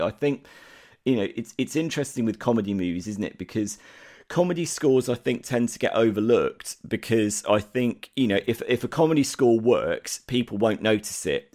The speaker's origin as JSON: {"language": "English", "country": "United Kingdom", "said": "as a Brit, this means nothing to me"}